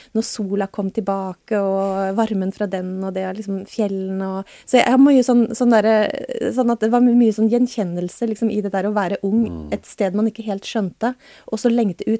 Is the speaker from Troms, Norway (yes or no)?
yes; Tromsø, Troms, Norway; moved away as an adult; also born or lived in Oslo; jeg flytta også fra Oslo til eh, Tromsø da jeg var tolv.